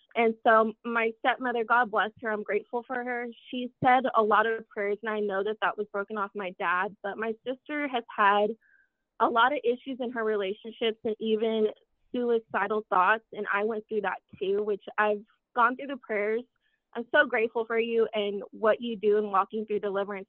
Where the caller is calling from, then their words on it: Lubbock, Texas, United States; I'm calling from Lubbock, Texas